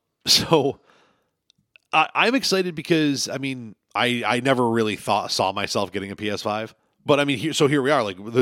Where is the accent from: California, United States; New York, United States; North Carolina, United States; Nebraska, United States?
New York, United States; I grew up on the Lancaster Alden line.